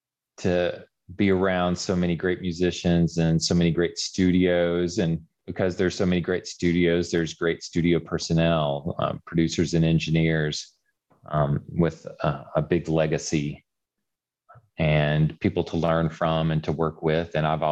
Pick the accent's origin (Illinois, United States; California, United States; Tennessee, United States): Tennessee, United States; Memphis; also born or lived in Wilmington, North Carolina; now in Mississippi, United States; I was born in Wilmington, North Carolina. My dad was in the Air Force at the time, but they're all from here. And I only lived there briefly. But yes, I grew up in the Memphis area. I live actually just south of Memphis in Mississippi.